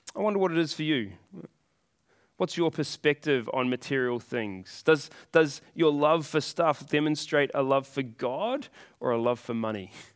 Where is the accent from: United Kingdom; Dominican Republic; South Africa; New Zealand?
New Zealand; I was born here in New Zealand